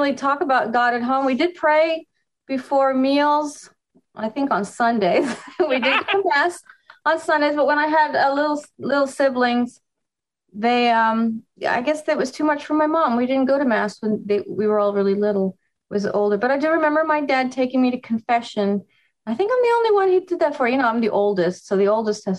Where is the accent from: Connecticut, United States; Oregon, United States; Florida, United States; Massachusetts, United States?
Florida, United States; Miami; born or raised there; also born or lived in New York